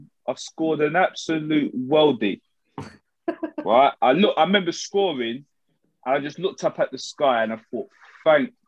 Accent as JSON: {"language": "English", "region": "London", "country": "United Kingdom", "tie": "born or raised there", "also_born_or_lived": "Tottenham", "said": "I come from Hoxton"}